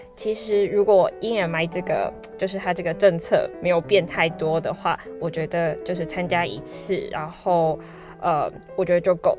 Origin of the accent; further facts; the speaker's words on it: Taiwan; 因为我是台湾人嘛